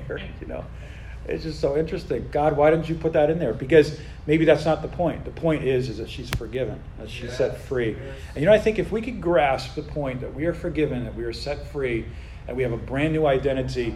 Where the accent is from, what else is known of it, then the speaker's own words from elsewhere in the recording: United States; we as American Christians